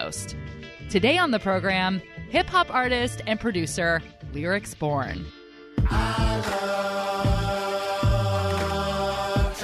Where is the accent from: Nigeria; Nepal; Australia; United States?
United States; Pleasanton, California; moved away; I'm from a real cool town called Pleasanton